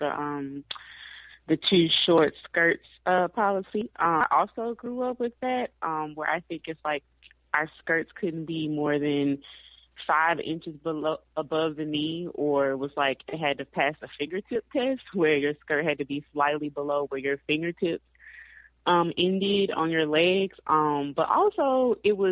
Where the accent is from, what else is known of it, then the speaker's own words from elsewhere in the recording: Mississippi, United States; I grew up in Mississippi